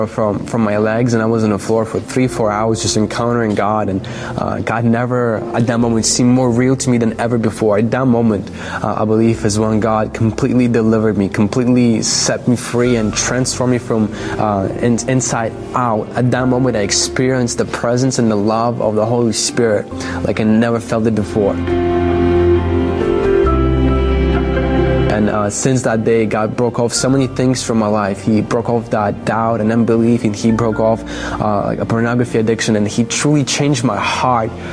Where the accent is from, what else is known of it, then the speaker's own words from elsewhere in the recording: Belarus; I was born in Belarus